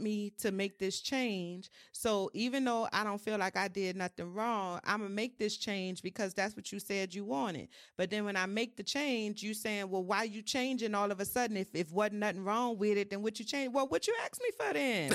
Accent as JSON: {"language": "English", "town": "New Orleans", "region": "Louisiana", "country": "United States", "tie": "born or raised there", "said": "I'm from New Orleans, um, born and raised"}